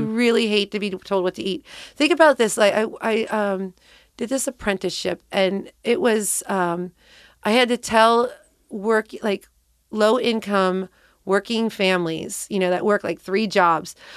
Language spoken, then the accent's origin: English; Cincinnati, Ohio, United States; moved away as an adult; also born or lived in San Francisco; I grew up right here in Cincinnati